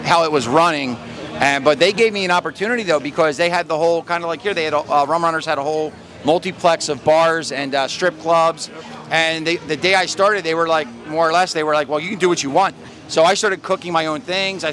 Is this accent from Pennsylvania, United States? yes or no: yes; Philadelphia, Pennsylvania, United States; moved away as an adult; now in Key West, United States; I grew up in Philadelphia